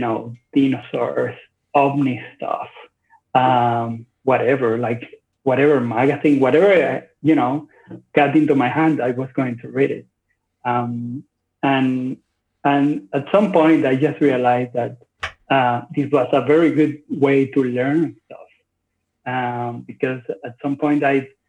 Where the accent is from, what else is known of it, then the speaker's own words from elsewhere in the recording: Maracaibo, Zulia, Venezuela; I was born in Venezuela